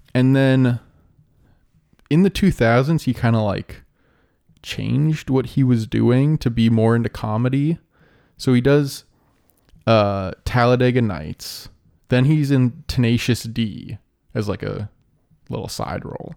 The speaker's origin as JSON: {"language": "English", "country": "Canada", "said": "we're Canadian"}